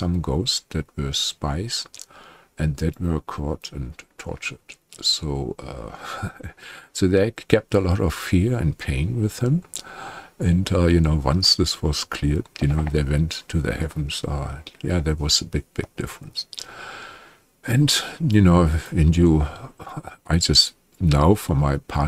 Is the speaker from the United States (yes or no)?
no; Germany; I'm from Germany